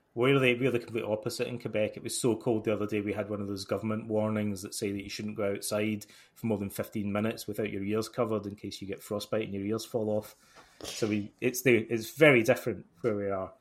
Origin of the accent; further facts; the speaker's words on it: Alloway, Scotland, United Kingdom; moved away as an adult; also born or lived in Toronto, Canada / Montreal, Canada; in my hometown here